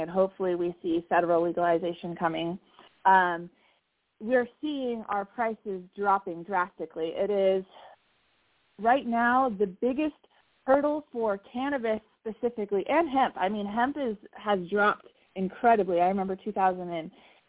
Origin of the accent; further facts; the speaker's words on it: California, United States; I grew up in California with cannabis being legal practically my entire life